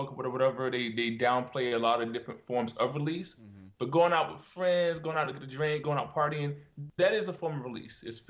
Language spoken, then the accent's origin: English; Virginia, United States; moved away as an adult; also born or lived in Norfolk, Virginia; now in South Korea; I grew up in Virginia, country, like really, really country